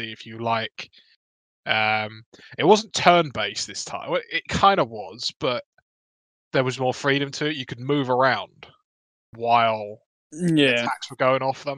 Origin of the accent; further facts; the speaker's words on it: United Kingdom; I'm a British white boy